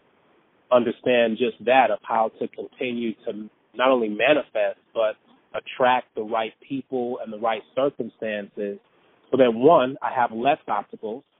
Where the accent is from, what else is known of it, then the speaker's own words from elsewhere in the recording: Detroit, Michigan, United States; moved away as an adult; also born or lived in San Diego, California / North Carolina / New York / Los Angeles; even though I'm from Detroit, I was actually born in San Diego.